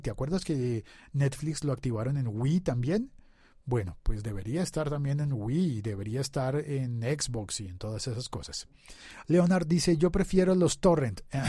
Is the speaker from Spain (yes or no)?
no; Colombia; yo vivo en Colombia